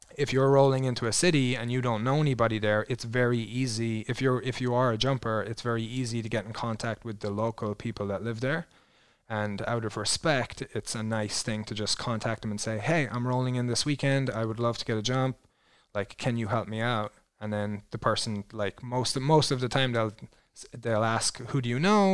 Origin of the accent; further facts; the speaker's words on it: Ireland; moved away as an adult; also born or lived in New Zealand; now in Twin Falls, United States; growing up in Ireland